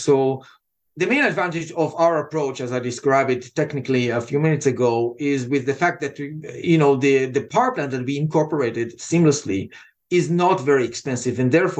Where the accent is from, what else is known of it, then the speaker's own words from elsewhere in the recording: Israel; accent: Israeli; English is a second language; now in United States; Originally and by accent, what you hear is Israeli accent that was softened after 25 years here.